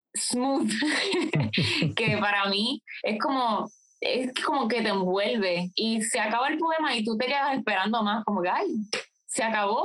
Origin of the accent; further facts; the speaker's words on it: Puerto Rico; mucho de lo que somos como puertorriqueños